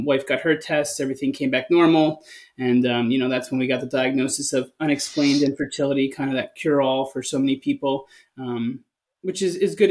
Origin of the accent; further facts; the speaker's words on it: East Coast, United States; now in West Coast, United States; So I'm from the East Coast